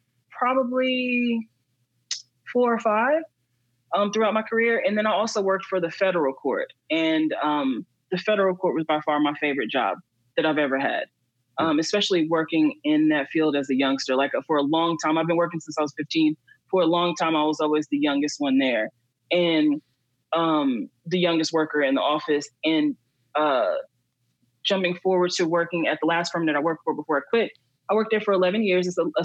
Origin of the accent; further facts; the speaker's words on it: Queens, New York, United States; also born or lived in Texas; I'm originally from Queens, but my dad lived in Texas, and I was raised between Texas and New York, between him, my mom, and my dad.